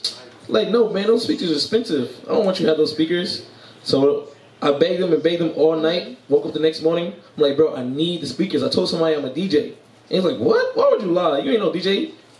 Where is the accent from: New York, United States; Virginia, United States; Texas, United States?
New York, United States; New York City; moved away as an adult; I am from New York, Brooklyn, New York, to be exact.